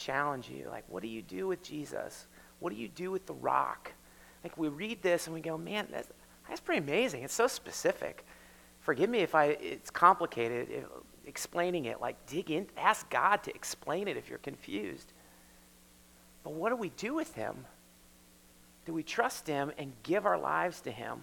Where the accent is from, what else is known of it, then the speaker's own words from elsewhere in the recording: United States; We're Americans, we live here